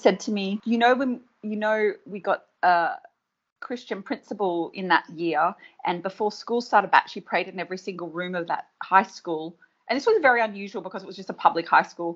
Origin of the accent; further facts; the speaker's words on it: Australia; year 7 is the beginning of high school here in Australia